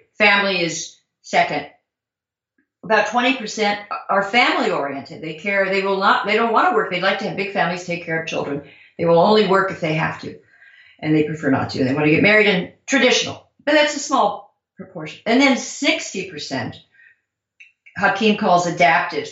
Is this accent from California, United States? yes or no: yes; Southern California, United States; I'm from Southern California. I was a flower child, a protester, a hippie